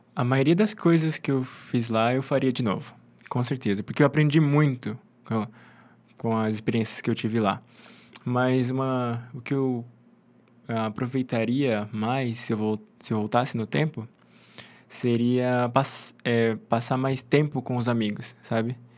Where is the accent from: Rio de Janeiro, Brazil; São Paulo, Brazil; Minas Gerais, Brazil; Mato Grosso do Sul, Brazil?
Mato Grosso do Sul, Brazil; moved away as an adult; also born or lived in Engenheiro Coelho; Eu sou do Mato Grosso do Sul